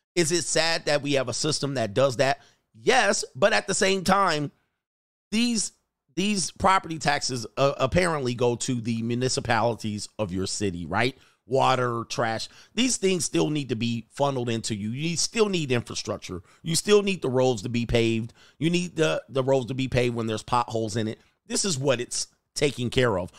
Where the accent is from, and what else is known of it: United States